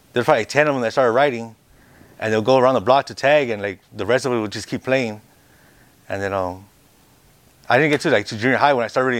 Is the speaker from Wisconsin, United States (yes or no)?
no; Los Angeles, California, United States; also born or lived in Texas; I was born in East LA.